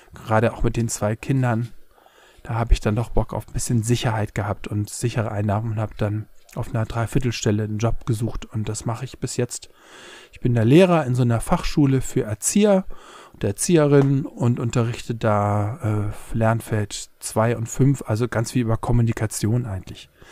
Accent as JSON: {"language": "German", "region": "Hamburg", "country": "Germany", "tie": "born or raised there", "moved": "yes", "lives_now": "Berlin, Germany", "said": "aufgewachsen in Hamburg-Poppenbüttel"}